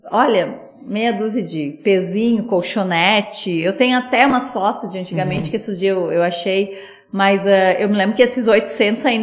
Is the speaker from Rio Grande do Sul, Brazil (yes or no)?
yes; Sapiranga, Rio Grande do Sul, Brazil; como eu sou daqui de Sapiranga, eu vim pra cá.